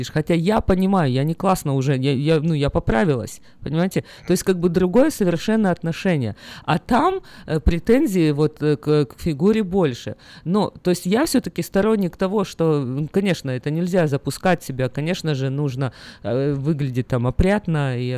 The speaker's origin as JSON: {"language": "Russian", "country": "Ukraine", "moved": "as an adult", "lives_now": "United States", "said": "Я из Украины приехал, мы постоянно сидели на диетах, постоянно худели. В Америке здесь нету такого ажиотажа."}